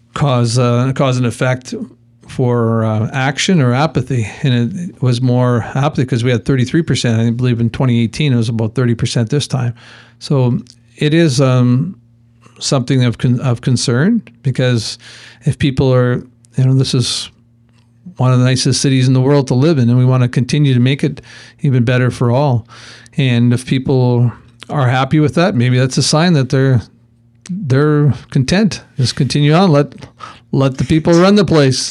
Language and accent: English; Alberta, Canada; moved away as an adult; now in Kelowna, Canada; I come from Alberta originally, been here over, like I mentioned, over 32 years